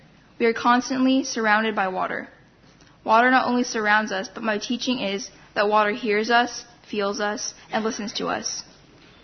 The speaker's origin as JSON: {"language": "English", "town": "Wiikwemkoong", "region": "Ontario", "country": "Canada", "also_born_or_lived": "Thunder Bay, Ontario", "said": "I'm from Wukwamukong on Manitouan Island, which is in northern Ontario in Canada"}